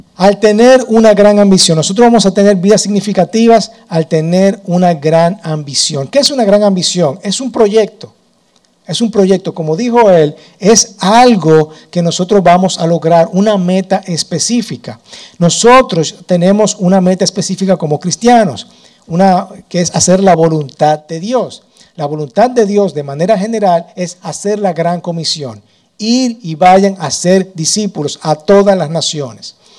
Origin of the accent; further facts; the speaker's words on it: Dominican Republic; yo nací en República Dominicana